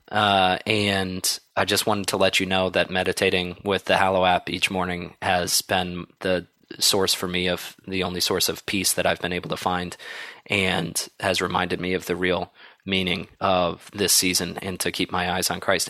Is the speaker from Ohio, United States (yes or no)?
yes; Columbus, Ohio, United States; moved away as an adult; also born or lived in South Bend, Indiana / Chicago, Illinois; I grew up in Columbus, Ohio